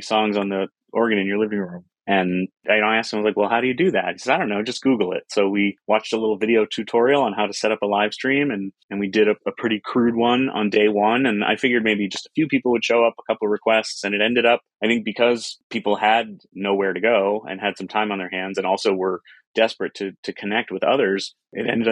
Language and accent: English; Chicago, Illinois, United States; now in Boston, United States; spent some time growing up in Chicago